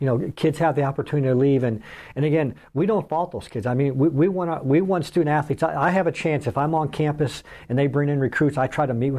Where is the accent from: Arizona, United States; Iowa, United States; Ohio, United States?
Iowa, United States; moved away as an adult; now in Minnesota, United States; I grew up in Iowa. The Midwest is home.